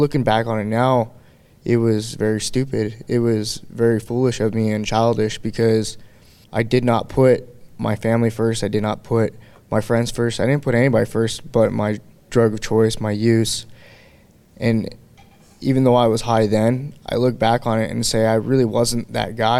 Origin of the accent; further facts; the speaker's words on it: Anchorage, Alaska, United States; I'm from Anchorage, Alaska